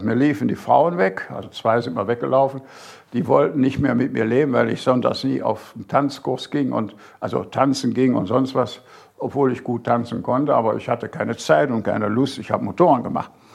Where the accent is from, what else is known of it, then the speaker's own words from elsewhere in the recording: Bergisches Land, North Rhine-Westphalia, Germany; moved away as an adult; also born or lived in Großaspach, Baden-Württemberg; now in Burgstall, Germany; meine Heimat im Bergischen Land